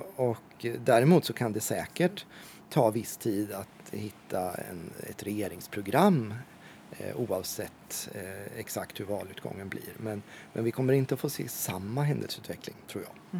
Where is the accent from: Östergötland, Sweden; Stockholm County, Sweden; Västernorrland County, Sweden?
Östergötland, Sweden; Ödeshög; now in Norrköping, Sweden; Min mamma var aktiv i lokalpolitiken hemma i Ödeshög där jag växte upp